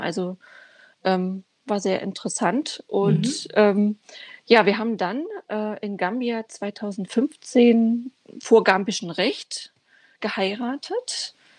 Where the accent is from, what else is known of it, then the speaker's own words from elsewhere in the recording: Dresden, Saxony, Germany; moved away as an adult; also born or lived in Ghana; now in Braunschweig, Germany; ich bin äh, in Dresden geboren, bin 35